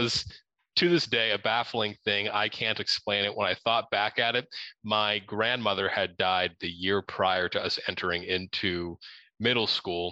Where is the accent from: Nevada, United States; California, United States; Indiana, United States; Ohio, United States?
Ohio, United States; now in Arizona, United States; the area that we grew up in Ohio, just outside of the Wright-Patterson Air Force Base